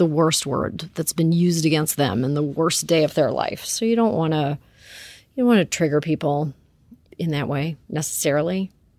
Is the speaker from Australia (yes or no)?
no; Canada; I come from Canada. We don't care about the C word there.